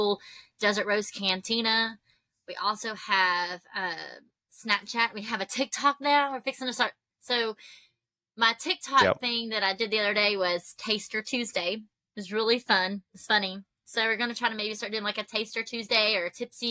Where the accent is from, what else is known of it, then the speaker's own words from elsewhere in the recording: the South, United States; accent: southern; My little southern accent comes out so much